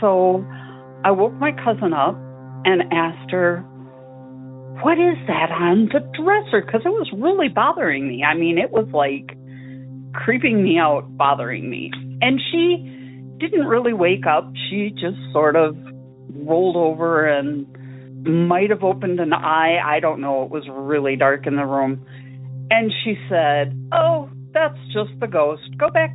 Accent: St. Paul, Minnesota, United States; we grew up in St. Paul, Minnesota

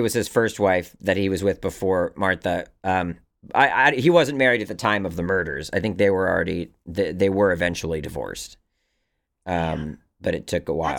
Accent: South West England, United Kingdom; I read recently that an amateur scientist called Andrew Cross lived near where I grew up in Somerset, England.

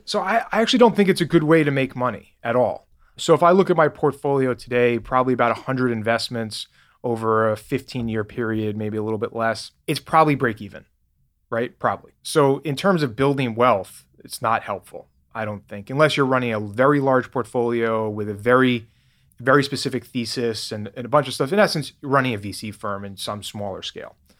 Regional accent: New York City, New York, United States; moved away as an adult; also born or lived in Boston; now in Nevada, United States; I grew up in New York, actually, lived in Boston for ten years where I started Grasshopper. Now I've been in Nevada for almost nine years.

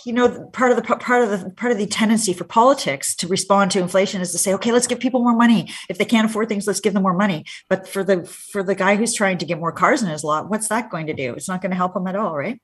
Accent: Hamilton, Ontario, Canada; born or raised there; now in Ottawa, Canada

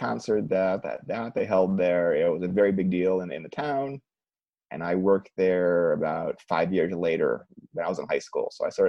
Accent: Cleveland, Ohio, United States; moved away; I'm from Cleveland

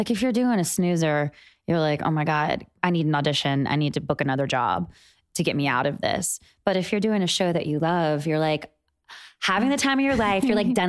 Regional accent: Charlotte, North Carolina, United States; moved away; also born or lived in New York; I'm from North Carolina, from Charlotte.

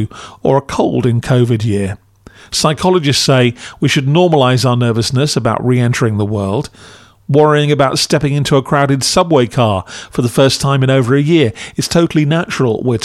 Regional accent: United Kingdom; as a Brit

